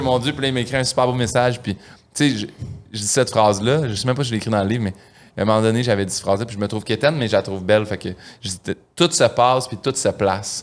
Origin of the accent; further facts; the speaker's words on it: Saint-Hyacinthe, Quebec, Canada; moved away as an adult; also born or lived in Montreal; Saint-Hyacinthe, quand j'étais jeune